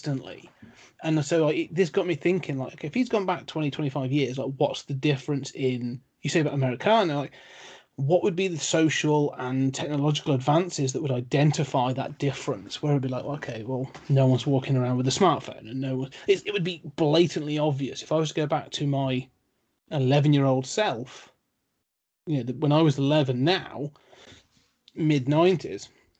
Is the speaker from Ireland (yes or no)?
no; United Kingdom; being a Brit